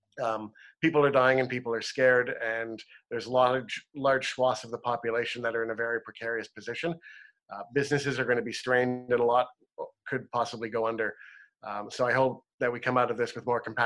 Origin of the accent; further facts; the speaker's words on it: Toronto, Ontario, Canada; moved away as an adult; now in British Columbia, Canada; I'm from Ontario. I moved from Toronto just a few years ago, and I'm so proud to live in British Columbia.